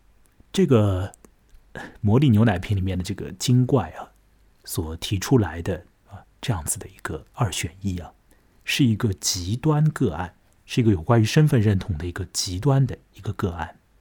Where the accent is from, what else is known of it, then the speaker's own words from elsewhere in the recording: China; 啊，我是中国人，他是西班牙人，我变成他，我是不是要按照西班牙人的方式怎样怎样？